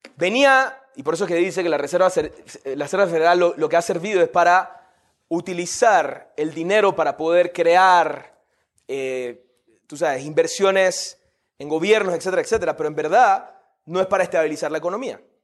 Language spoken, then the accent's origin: Spanish; Panama; Yo soy de Panamá